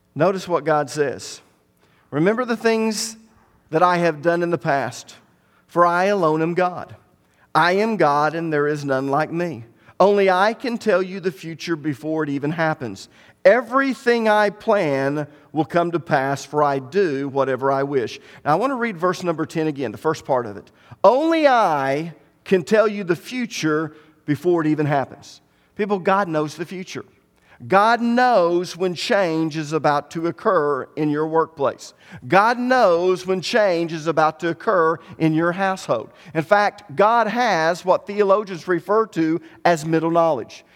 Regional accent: Tahlequah, Oklahoma, United States; The majority of us were born and raised in Cherokee County. We never even thought about leaving Tahlequah. We grew up here

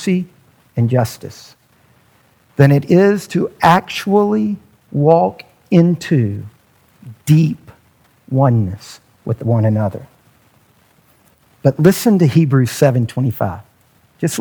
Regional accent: United States; being an American

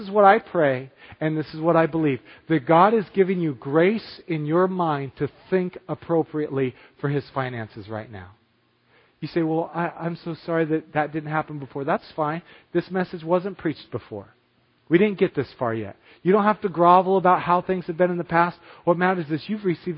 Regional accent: United States; me as an American

